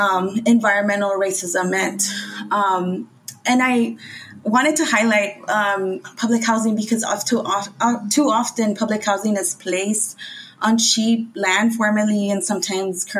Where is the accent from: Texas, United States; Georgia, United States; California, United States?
California, United States; Los Angeles; I'm from Boyle Heights. It's a Latina immigrant community filled with so much great food and community